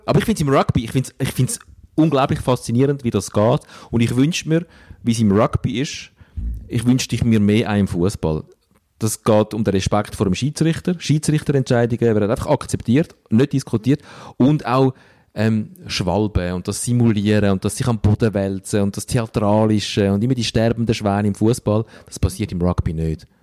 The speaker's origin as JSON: {"language": "German", "area": "Stäfa", "region": "Zurich", "country": "Switzerland", "tie": "born or raised there", "said": "dort, wo ich aufgewachsen bin. In äh, Stefan"}